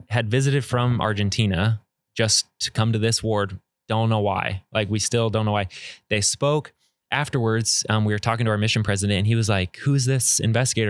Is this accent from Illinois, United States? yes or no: no; Arizona, United States; growing up in Arizona, I was around a lot of, of Spanish speakers